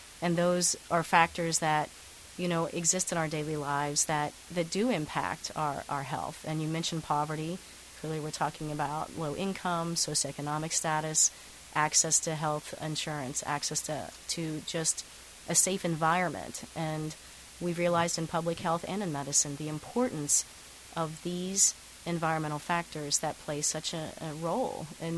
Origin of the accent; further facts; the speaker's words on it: Appalachia, United States; growing up in Appalachia and seeing this, the beautiful landscape that we have